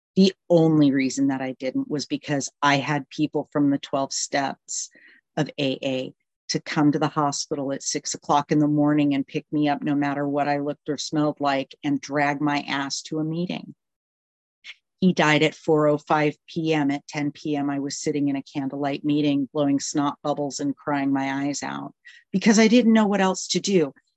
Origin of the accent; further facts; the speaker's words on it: California, United States; moved away as an adult; also born or lived in Canada / Wisconsin; now in Tennessee, United States; I was born in Canada, raised in Wisconsin for the first 10 years of my life. And then I spent the next, um, up until four years ago in California